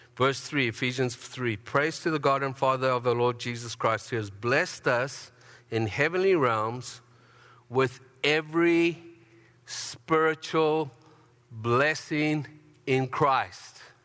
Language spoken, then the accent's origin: English; Harare, Zimbabwe; now in Canada; I was born in Zimbabwe